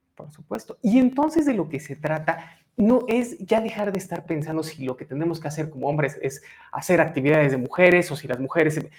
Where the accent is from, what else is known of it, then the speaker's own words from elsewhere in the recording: Mexico; qué nos identifica como mexicanos